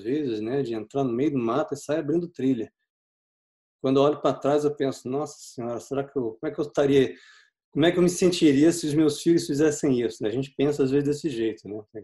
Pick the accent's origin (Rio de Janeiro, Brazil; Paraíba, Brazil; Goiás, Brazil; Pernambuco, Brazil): Rio de Janeiro, Brazil; Eu cresci no Rio de Janeiro.